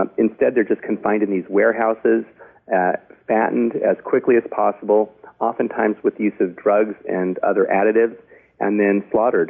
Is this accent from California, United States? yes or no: yes; Los Angeles, California, United States; I grew up in the Hollywood Hills